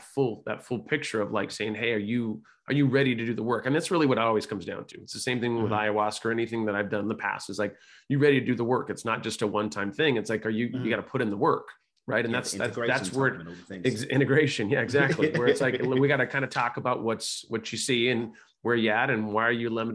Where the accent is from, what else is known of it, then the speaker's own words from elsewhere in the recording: California, United States; I was raised by hippies in California